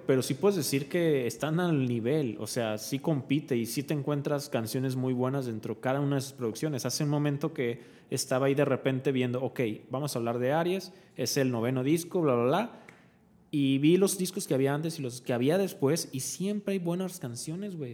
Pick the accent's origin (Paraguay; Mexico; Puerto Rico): Mexico; nosotros somos mexicanos